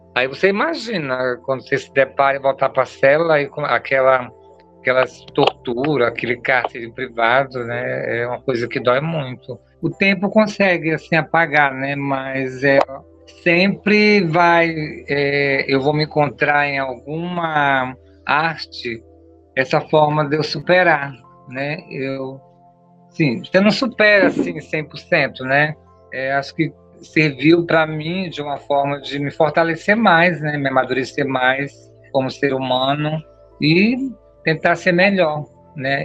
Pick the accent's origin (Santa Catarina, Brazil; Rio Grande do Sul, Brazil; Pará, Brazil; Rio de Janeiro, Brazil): Pará, Brazil; Altamira; now in São Paulo, Brazil; eu sou natural de Altamira, Pará, né, uma cidade pacata do interior do Pará